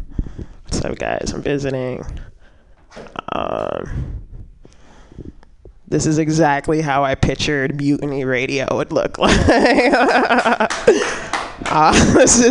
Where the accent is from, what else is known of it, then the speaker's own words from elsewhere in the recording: New York, United States; also born or lived in New Jersey; I grew up in New York for 7 years, and I grew up in Jersey for 6 years